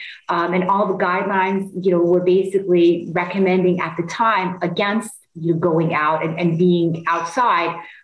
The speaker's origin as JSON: {"language": "English", "region": "Istanbul", "country": "Turkey", "also_born_or_lived": "Los Angeles", "moved": "yes", "lives_now": "Chicago, United States", "said": "I'm originally from Istanbul in Turkey"}